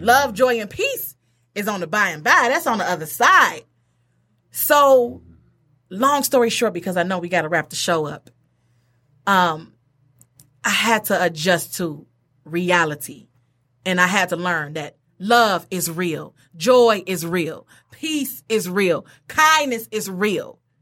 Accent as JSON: {"language": "English", "town": "Detroit", "region": "Michigan", "country": "United States", "tie": "born or raised there", "moved": "as an adult", "lives_now": "Pontiac, United States", "said": "I'm from Detroit, everybody. I'm from Detroit. Uh, went to Mumford High School"}